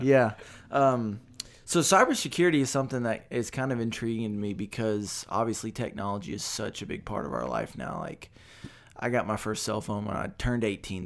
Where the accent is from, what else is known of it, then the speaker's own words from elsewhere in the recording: Beaumont, Texas, United States; also born or lived in Dallas; I was born and raised in Beaumont